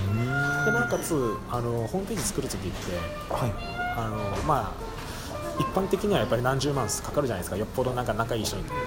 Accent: Kyushu, Japan; moved away as an adult; もともと地元九州なので

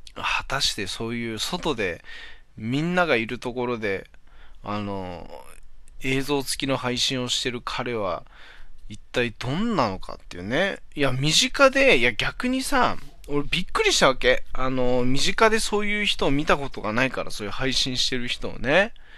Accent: Hachinohe, Aomori, Japan; moved away as an adult; now in Kanto, Japan; 俺地元の、地元、 八戸にいた頃はね、みんなジャスコ、ジャスコって言ってたんだけどね。

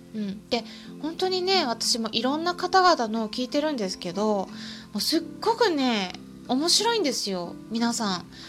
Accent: Japan; 私は日本人

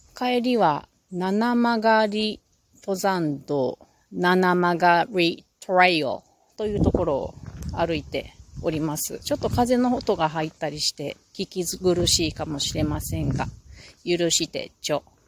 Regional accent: Japan; 日本人だ

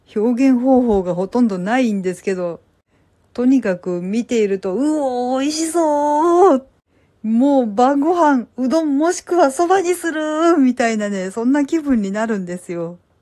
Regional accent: Kansai, Japan; もともと私も夫も関西人なので

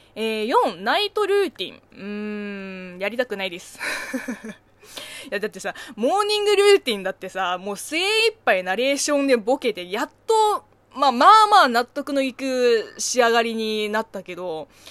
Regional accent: China; Japanese is a second language; moved away; 中国生 まれ中国育ちの私

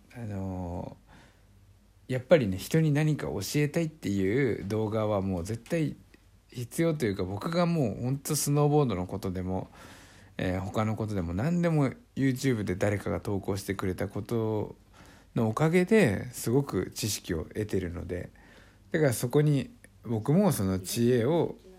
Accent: Niigata, Japan; born or raised there

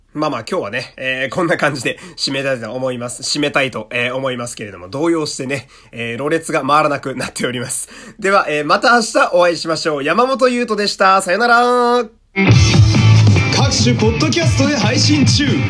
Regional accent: Fukui, Japan; moved away; 僕、福井県っていう土田舎の出身なんですけどね

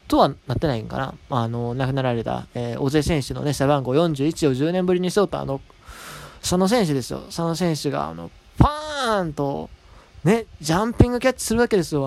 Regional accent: Kansai, Japan; 僕は関西人やからね

